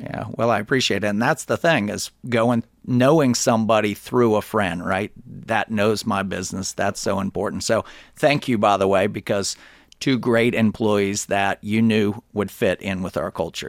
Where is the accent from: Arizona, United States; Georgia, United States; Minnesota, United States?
Georgia, United States; Alpharetta; also born or lived in Athens, Georgia / Gainesville, Georgia; I'm from Alpharetta